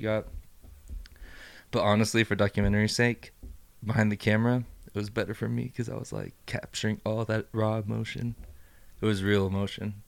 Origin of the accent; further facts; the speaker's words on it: Idaho, United States; also born or lived in Juarez, Mexico; I'm freaking born and raised in Idaho, except for the couple years that we went back to Juarez.